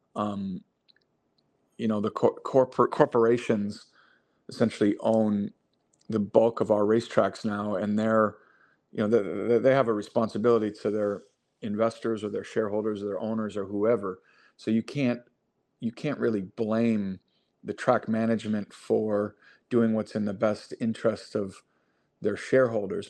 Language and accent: English; River Forest, Illinois, United States; I grew up outside Chicago in a town called River Forest